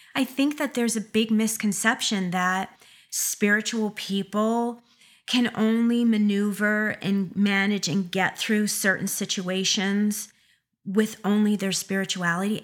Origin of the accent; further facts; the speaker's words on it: Schenectady, New York, United States; that is my area code from being from upstate New York, Schenectady